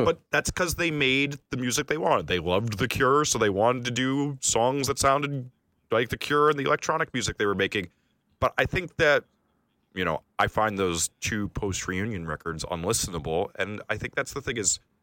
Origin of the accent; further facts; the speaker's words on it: New York, United States; I'm a New Yorker